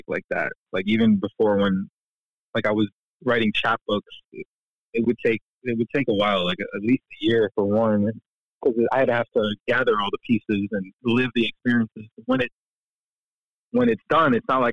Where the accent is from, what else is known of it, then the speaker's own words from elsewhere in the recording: Florida, United States; moved away; I grew up in Florida, where there's no like forest